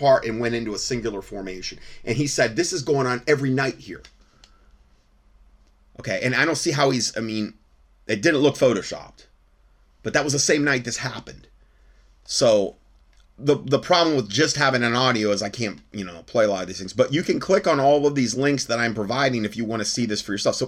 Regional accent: Fort Myers, Florida, United States; I'm from Fort Myers

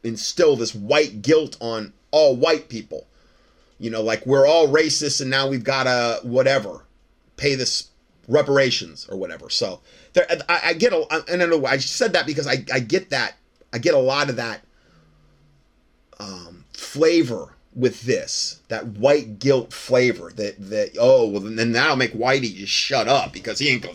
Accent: Ohio, United States; I was from Ohio

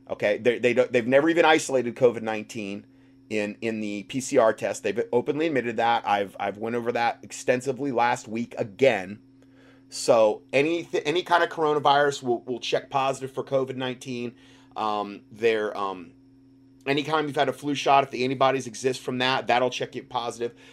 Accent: Canada; I need to start off by saying that I am not happy doing this, but I have to as a Canadian and more importantly as a parent who wants a better future not only for my children but for other children as well.

